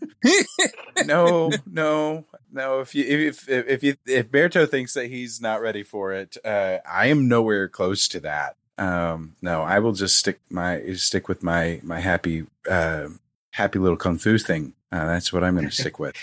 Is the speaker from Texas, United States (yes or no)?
no; Raytown, Missouri, United States; I am from the Missouri side. Okay. I grew up in Raytown, which is just off of Kansas City proper.